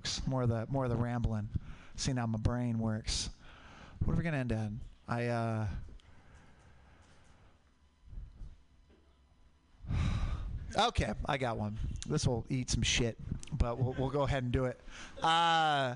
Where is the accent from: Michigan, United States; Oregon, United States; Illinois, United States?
Oregon, United States; Portland; I grew up in Portland